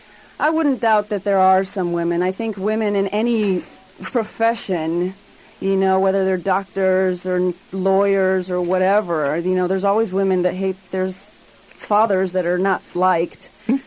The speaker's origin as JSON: {"language": "English", "country": "Dominican Republic", "tie": "born or raised there", "also_born_or_lived": "Puerto Rico / Bolivia / Guatemala / Florida", "said": "I was born in Puerto Rico, raised in the Dominican Republic, Bolivia, Guatemala, and Florida."}